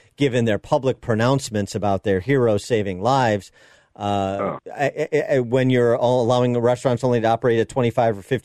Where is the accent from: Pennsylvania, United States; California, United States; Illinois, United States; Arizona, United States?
Illinois, United States; Chicago; my hometown mayor of Chicago